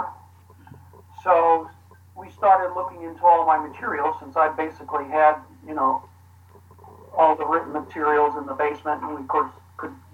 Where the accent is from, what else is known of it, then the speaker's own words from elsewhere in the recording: St. Louis, Missouri, United States; I joined a monastery in 1980 in St. Louis, my hometown.